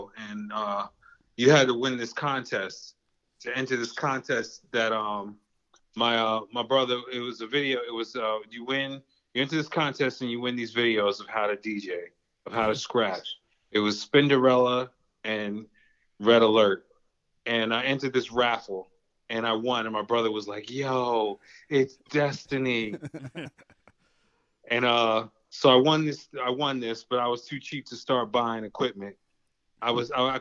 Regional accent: White Plains, New York, United States; now in Cleveland, United States; I grew up in White Plains

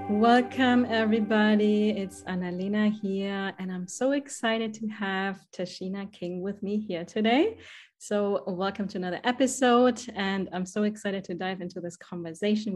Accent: Germany; accent: German; English is a second language; moved away as an adult; now in United States; I will never lose my German accent. I have been in the States for, I think, 14 years now

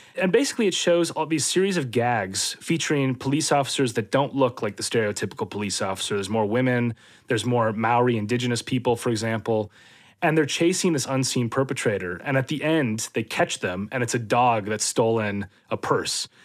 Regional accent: Minnesota, United States; moved away as an adult; also born or lived in London, United Kingdom; now in near London, United Kingdom; I grew up in Minnesota

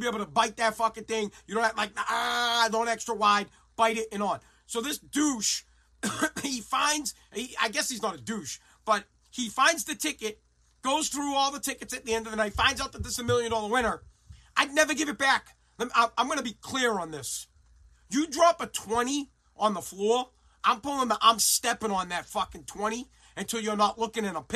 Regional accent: Woburn, Massachusetts, United States; now in Revere, United States; I'm from Woburn

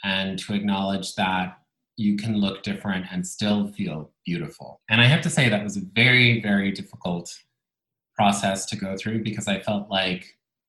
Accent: Bologna, Emilia-Romagna, Italy; first language Italian; English is a second language; moved away; I grew up in Italy, in Bologna. Italian was my first language.

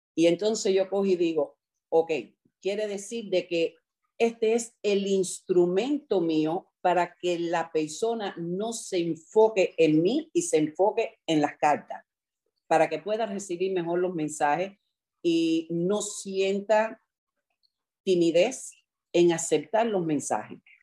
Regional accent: New York, United States; now in Miami, United States; yo crecí en Nueva York

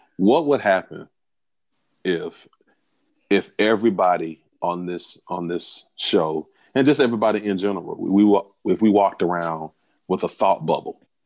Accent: the South, United States; I'm from the South, so where I'm from, we call them cut buddies

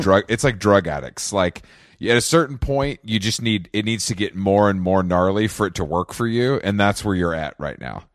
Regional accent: Conyers, Georgia, United States; moved away as an adult; also born or lived in Atlanta, Georgia; now in New York, United States; grew up in Conyers

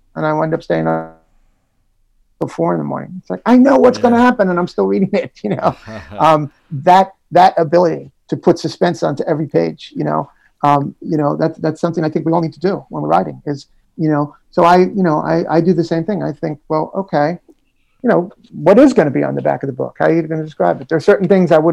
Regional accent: New York City, New York, United States; I was, yeah, in Jackson Heights, you know, and then moved, grew up in Jackson

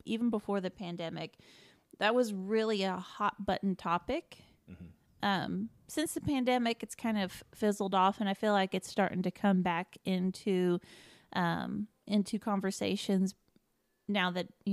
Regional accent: Indiana, United States; moved away; I grew up in Indiana.

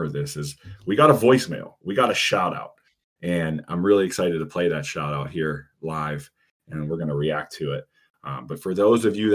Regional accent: Pittsburgh, Pennsylvania, United States; Those who know me know I'm from Pittsburgh, as they like to call it, but Pittsburgh, PA.

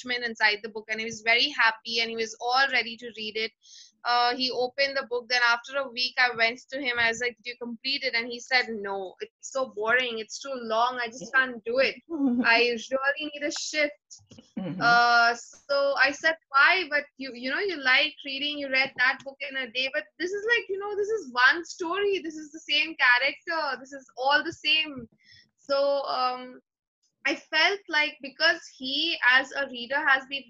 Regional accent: India; English is a second language

